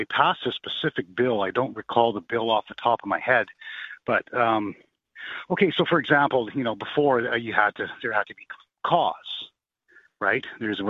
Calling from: Canada; now I'm calling from Canada.

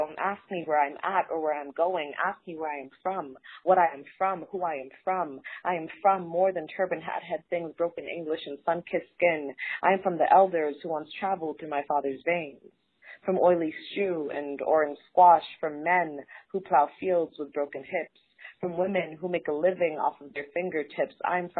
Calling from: Colorado Springs, Colorado, United States; I'm calling from Colorado Springs, Colorado

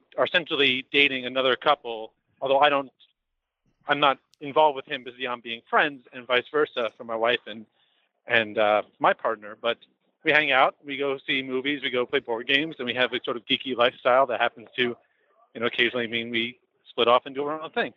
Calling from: New York City, New York, United States; Calling from New York City

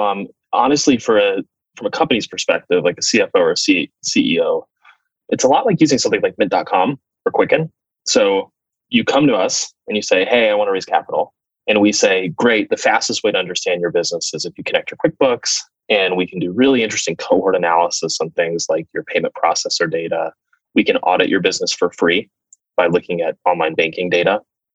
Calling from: San Francisco, California, United States; Oh, I'm in San Francisco today, spending much time with my executive team.

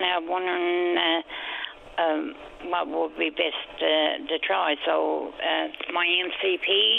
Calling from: Tampa, Florida, United States; I'm coming in from Tampa, Bjorn.

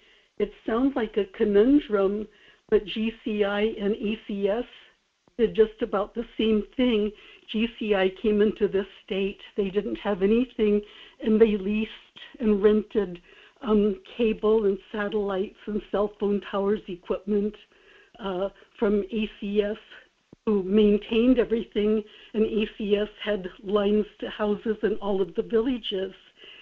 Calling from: Kodiak, Alaska, United States; in Kodiak.

